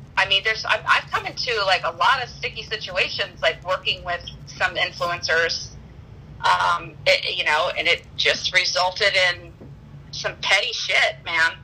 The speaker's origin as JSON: {"language": "English", "town": "Daytona Beach", "region": "Florida", "country": "United States", "tie": "born or raised there", "also_born_or_lived": "Wisconsin / California / Boca Raton, Florida", "moved": "as an adult", "said": "I grew up in Daytona Beach, Florida."}